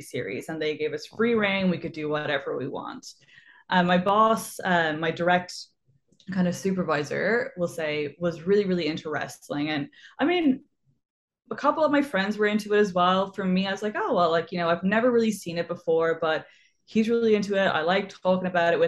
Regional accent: Waterford, Munster, Ireland; moved away as an adult; also born or lived in Cork / Dublin; I grew up like in the countryside. So, you know, we had like one TV channel. And yeah, you just be outside all day. I was like super lucky that I got to do like a lot of dance classes and things like that. And then I kind of moved around the country a little bit. I'm from Waterford

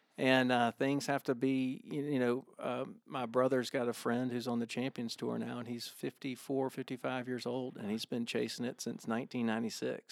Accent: Augusta, Georgia, United States; growing up in Augusta, every guy that played on the high school golf team thought that they were gonna be the next Larry Mize.

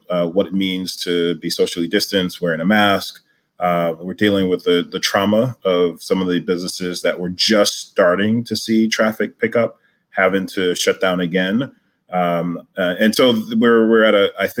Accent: New York City, New York, United States; I live in Brooklyn, where I grew up and still remain

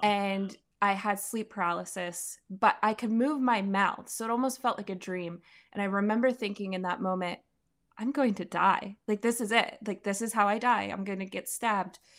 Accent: Pennsylvania, United States; I'm from Pennsylvania. I was born and raised there.

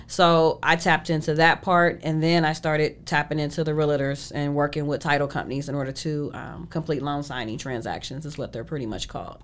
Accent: Shaker Heights, Ohio, United States; born or raised there; moved away as an adult; now in Arizona, United States

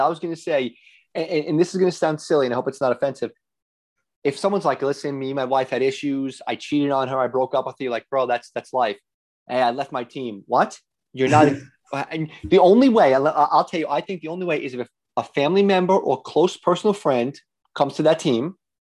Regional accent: New York, United States; He's like, so I'm a Bills fan. I grew up in New York.

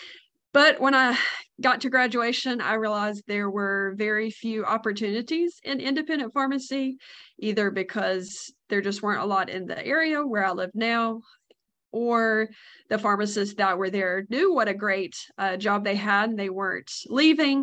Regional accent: North Carolina, United States; I'm from North Carolina, born and raised

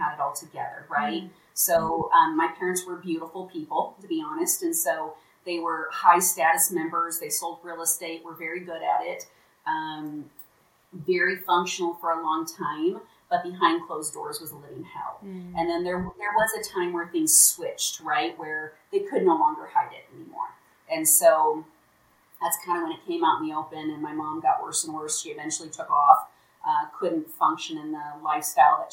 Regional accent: Omaha, Nebraska, United States; moved away as an adult; also born or lived in Lincoln, Nebraska; now in Salt Lake City, United States; Omaha, Nebraska is my hometown

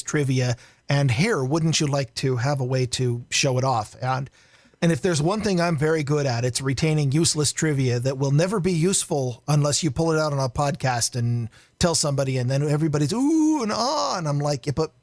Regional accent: Vancouver, Washington, United States; I grew up in Vancouver

